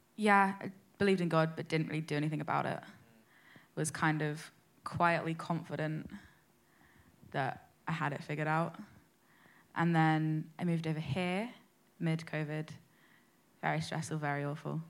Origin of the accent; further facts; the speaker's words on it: London, United Kingdom; I'm like 19. I'm from London.